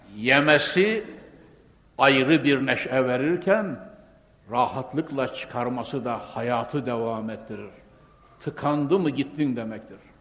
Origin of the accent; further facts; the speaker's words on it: Konya, Turkey; ben Konyalıyım. Ne olsa Anadolu çocuğu